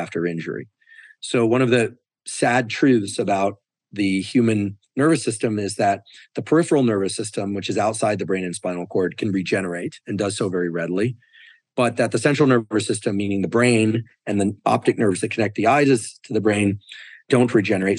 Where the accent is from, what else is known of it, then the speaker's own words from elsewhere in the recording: Stanford, California, United States; I was born in Stanford Hospital